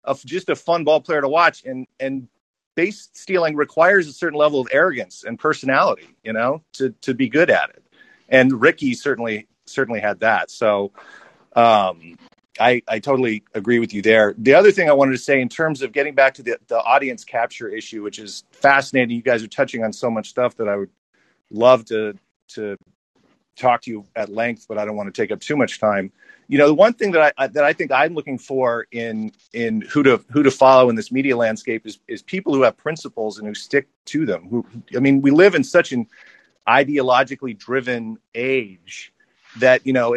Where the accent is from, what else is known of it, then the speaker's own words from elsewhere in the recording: St. Louis, Missouri, United States; now in California, United States; I grew up in St. Louis in the 80s